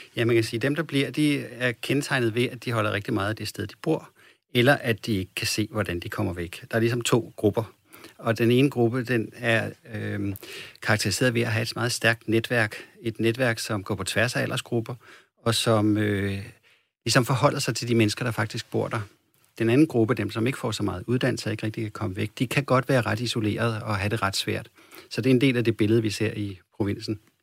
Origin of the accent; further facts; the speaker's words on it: Copenhagen, Capital Region of Denmark, Denmark; moved away; som jeg kommer fra København